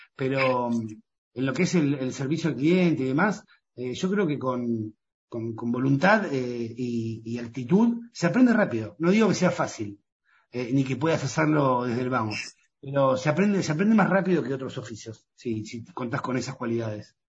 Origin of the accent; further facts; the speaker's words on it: Pinamar, Buenos Aires Province, Argentina; yo soy de Pinamar